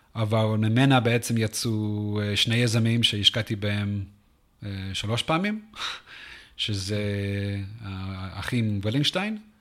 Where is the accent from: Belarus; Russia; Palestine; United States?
United States; San Antonio, Texas; Hebrew is a second language; moved away as an adult; also born or lived in South Africa / Washington, D.C. / Jerusalem, Israel; now in Israel; אני גדלתי בעיקר בטקסס, בסן אנטוניו